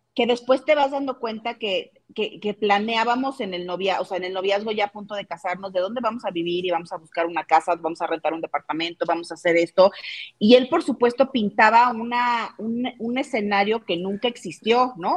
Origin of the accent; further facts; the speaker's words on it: Mexico; soy 100% mexicana, siempre he vivido en México